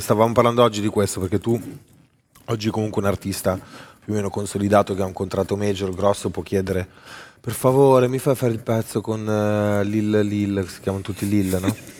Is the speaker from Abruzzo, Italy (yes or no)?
no; Milan, Lombardy, Italy; sono di Milano